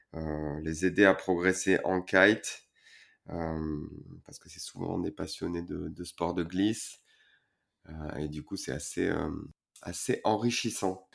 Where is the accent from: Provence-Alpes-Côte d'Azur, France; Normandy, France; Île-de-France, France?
Provence-Alpes-Côte d'Azur, France; Port-Saint-Louis-du-Rhône; chez moi à Port-Saint-Louis